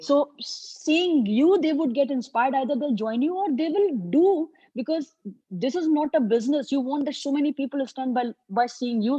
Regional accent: Agra, Uttar Pradesh, India; agra city which is my hometown

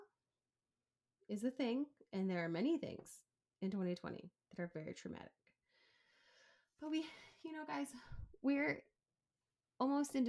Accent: right outside of Chicago, Illinois, United States; moved away as an adult; also born or lived in Cleveland, Ohio / Oregon; we grew up right outside of Chicago

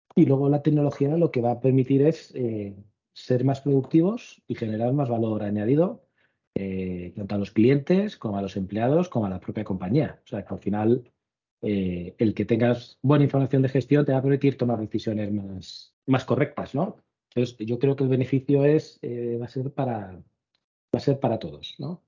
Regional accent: Cartagena, Region of Murcia, Spain; moved away; mi tierra, a, Cartagena

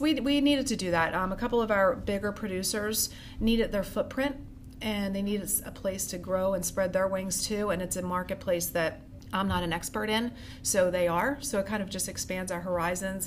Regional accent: Norristown, Pennsylvania, United States; also born or lived in Hawaii / Conshohocken; I originally am from the Norristown area. I was born in Hawaii, my parents moved to back here to Conshohocken and then Norristown

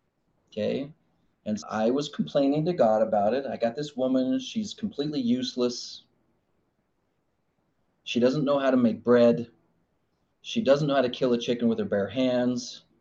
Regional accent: Arizona, United States; It's like I grew up in Arizona and I have this clay making machine

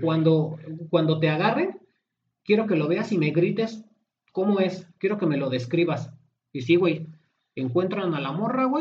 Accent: Mexico; nosotros como mexicanos

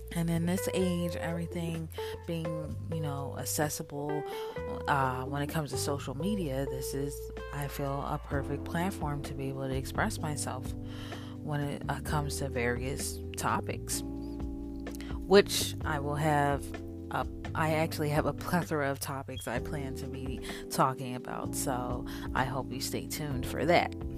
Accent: Philadelphia, Pennsylvania, United States; I am from Philadelphia, PA. I was born there, kind of raised there until my parents moved to the suburbs um, when I was around eight or nine

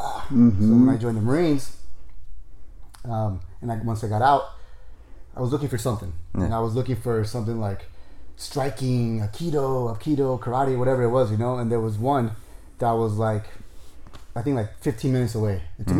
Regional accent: Torrance, California, United States; I was born and raised in Torrance, like so Torrance that I went to Torrance High.

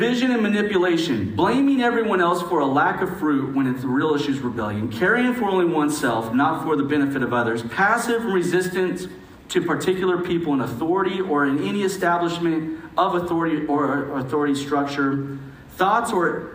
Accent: United States; as an American

